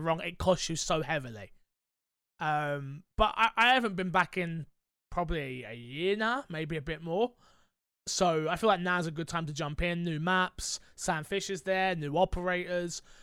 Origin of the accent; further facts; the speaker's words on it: London, United Kingdom; as a Londoner